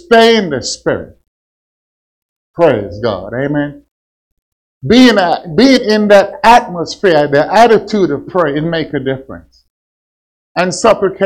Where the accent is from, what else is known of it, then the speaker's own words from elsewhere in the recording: Kansas, United States; I'm from Kansas